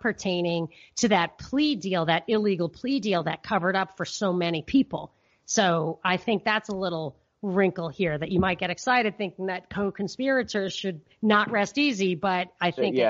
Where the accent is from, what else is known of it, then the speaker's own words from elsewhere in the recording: New York, United States; because growing up in New York, in that environment where people talk and acted like that back in the day